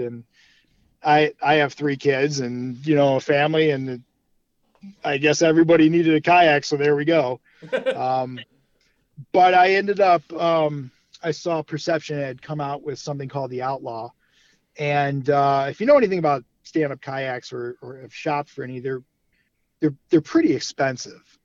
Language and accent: English; Brunswick, Ohio, United States; also born or lived in Cleveland, Ohio; I'm from Cleveland, born uh, west side of Cleveland, uh, Brunswick, or as we like to call it, Brunstucky.